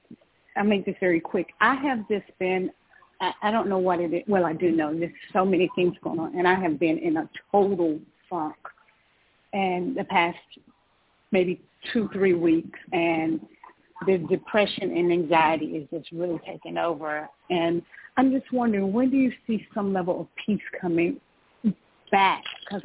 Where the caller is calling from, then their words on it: Georgia, United States; I'm calling from Georgia.